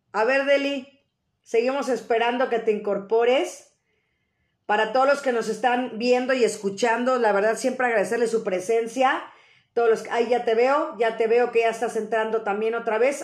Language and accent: Spanish; Mexico; tener nosotros nuestra cultura arraigada como buenos mexicanos